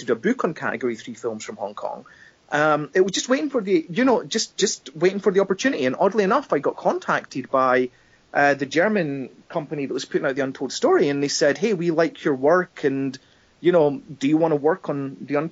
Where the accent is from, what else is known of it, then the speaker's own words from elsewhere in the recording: Scotland, United Kingdom; in my home country, you know? I'm a Scottish filmmaker